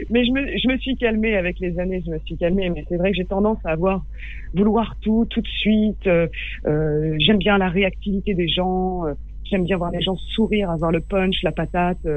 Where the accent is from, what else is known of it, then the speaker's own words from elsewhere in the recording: Baghdad, Baghdad Governorate, Iraq; ah, J'ai grandi à Bagdad.